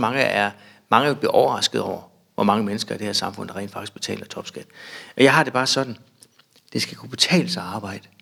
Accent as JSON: {"language": "Danish", "town": "Bjerringbro", "region": "Central Denmark Region", "country": "Denmark", "tie": "born or raised there", "said": "Jeg er opvokset lidt uden for Bjørnbro på en, øh, en gård"}